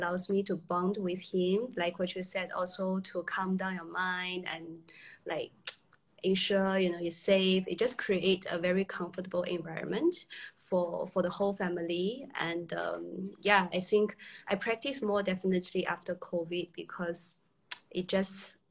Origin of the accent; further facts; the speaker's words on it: China; now in Singapore; originally I was from China.